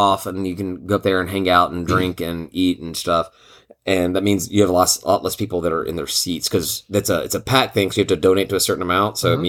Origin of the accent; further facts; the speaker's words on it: Atlanta, Georgia, United States; Going to visit my friends at Virginia Tech who I like a lot but I'm from Atlanta and so I was actually rooting for Georgia Tech in the game